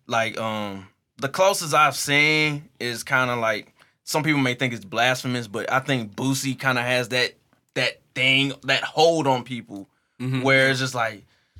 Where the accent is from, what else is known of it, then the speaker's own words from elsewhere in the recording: University City, Missouri, United States; Like I grew up in UU City, so I grew up on Partridge and Canton.